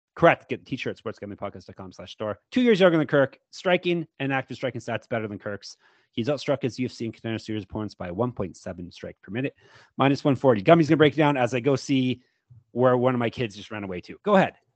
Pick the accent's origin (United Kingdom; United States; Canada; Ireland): Canada; I am Canadian, as I've been told you can tell by my voice